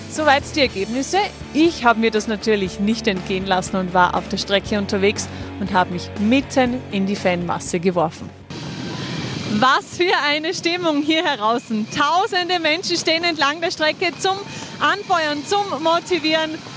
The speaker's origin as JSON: {"language": "German", "country": "Denmark", "second_language": "German", "said": "Hi, wir sind aus Dänemark."}